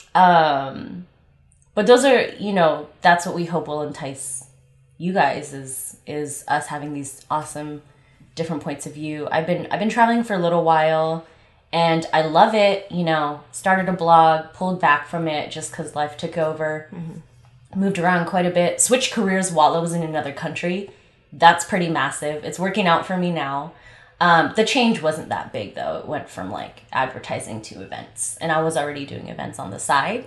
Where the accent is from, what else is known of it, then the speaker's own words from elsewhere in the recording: Los Angeles, California, United States; also born or lived in Long Beach; I am from LA, born and raised in LA.